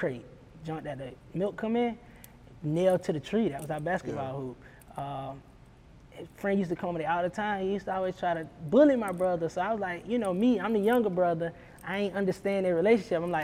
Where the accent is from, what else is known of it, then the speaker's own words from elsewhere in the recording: South Carolina, United States; I'm right down the road. I'm from South Carolina